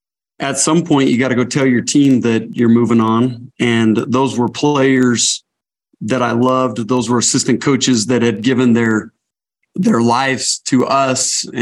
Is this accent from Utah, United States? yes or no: yes; Lehi, Utah, United States; I grew up in Lehigh.